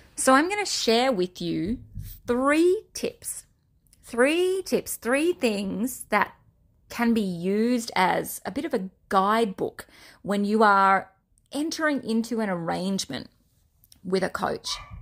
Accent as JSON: {"language": "English", "country": "Australia", "accent": "Australian", "said": "my Australian accent"}